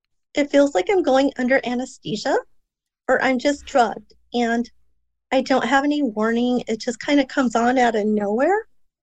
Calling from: Antelope Valley, California, United States; I'm from Southern California right now.

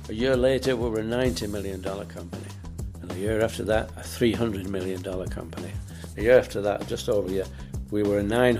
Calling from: England, United Kingdom; Well, today we're back in England because we, Julie and I, we do travel an awful lot these days.

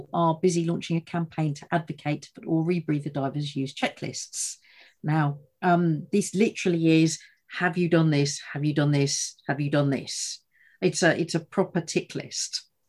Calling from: East of England, United Kingdom; So today I'm out and about, and I'm in the heartlands of Essex

